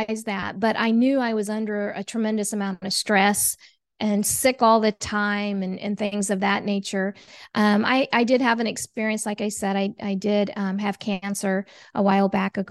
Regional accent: Oklahoma, United States; moved away as an adult; also born or lived in Germany / Asia; originally I'm from Oklahoma

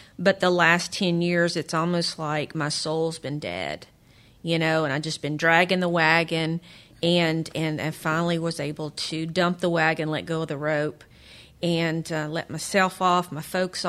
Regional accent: New Jersey, United States; I'm from Jersey.

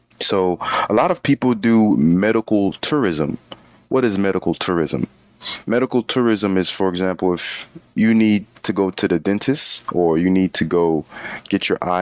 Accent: Florida, United States; I'll have to pay an extra fee because I'm not from New York, I'm from Florida, for example.

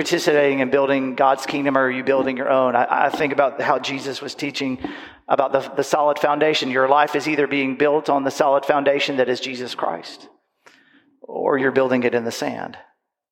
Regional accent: Panama City Beach, Florida, United States; I grew up in Panama City Beach, in Panama City Beach, Florida.

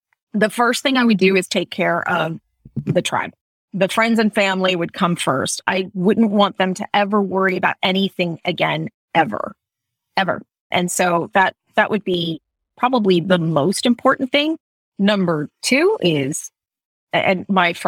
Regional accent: Florida, United States; growing up in Florida

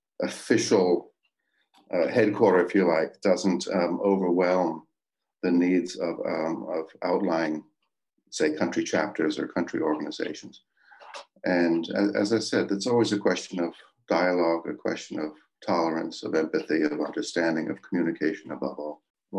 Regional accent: Glencraig, Northern Ireland, United Kingdom; And where I did land was in Camp Hill, Glencraig, outside of Belfast, Northern Ireland.

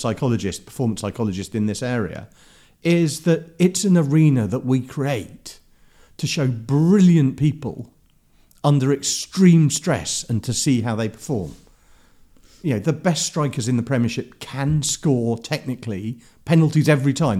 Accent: London, United Kingdom; also born or lived in Herne Hill; I grew up in Clapham

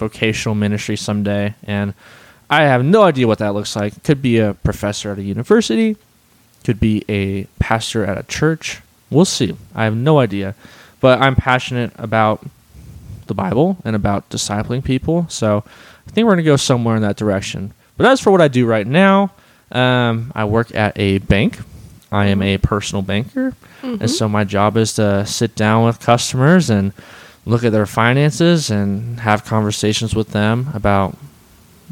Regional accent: Redlands, California, United States; moved away as an adult; now in Colorado, United States; I spent most of my time in Redlands

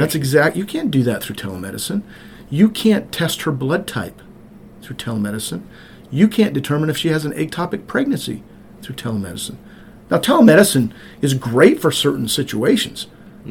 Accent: Montana, United States; also born or lived in Cartersville, Georgia; now in White, Georgia, United States; I grew up on a farm in rural Montana.

